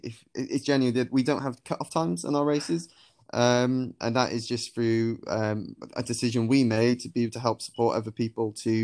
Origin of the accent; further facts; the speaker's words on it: Penarth, Wales, United Kingdom; I'm originally from Penarth